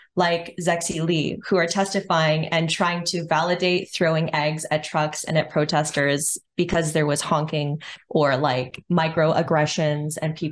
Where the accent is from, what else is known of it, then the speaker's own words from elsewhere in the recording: Western Canada, Canada; born and raised in the West